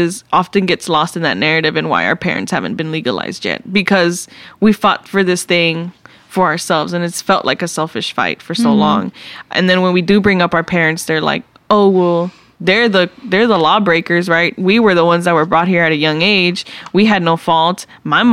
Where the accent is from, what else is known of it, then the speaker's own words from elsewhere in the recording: Dallas, Texas, United States; I grew up in East Dallas, Texas